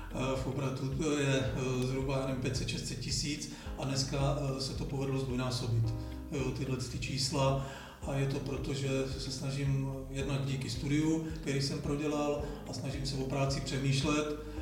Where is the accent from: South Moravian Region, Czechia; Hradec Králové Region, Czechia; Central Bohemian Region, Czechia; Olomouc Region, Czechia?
Central Bohemian Region, Czechia; Žleby; u nás, eh, ve Žlebech, odkud pocházím